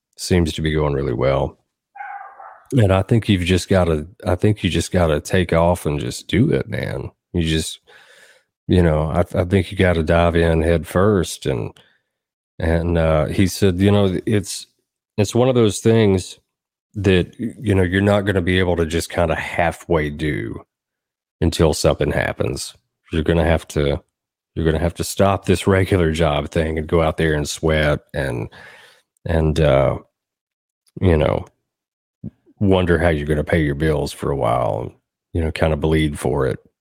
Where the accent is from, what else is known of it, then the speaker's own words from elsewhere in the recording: Southern Middle Tennessee, United States; now in Nashville, United States; I grew up in Southern Middle Tennessee